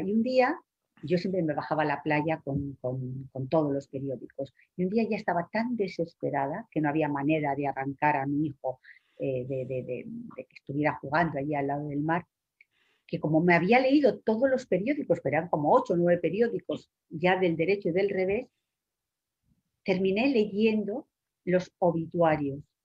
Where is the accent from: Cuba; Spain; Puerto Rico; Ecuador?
Spain